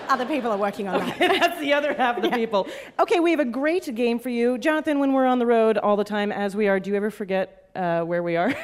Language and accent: English; Canada; as a Canadian